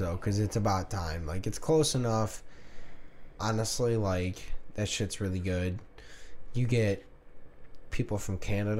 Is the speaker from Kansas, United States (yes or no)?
yes; Kansas, United States; I'm from Kansas.